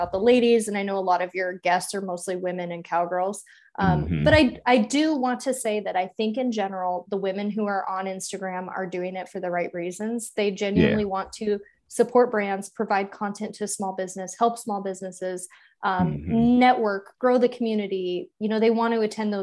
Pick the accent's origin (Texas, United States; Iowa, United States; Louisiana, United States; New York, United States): Iowa, United States; Des Moines; I'm from Des Moines, Iowa, like city kid